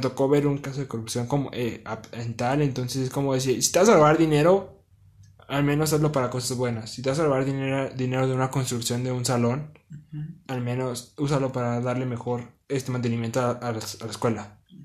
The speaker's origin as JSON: {"language": "Spanish", "country": "Mexico", "said": "Somos mexicanos"}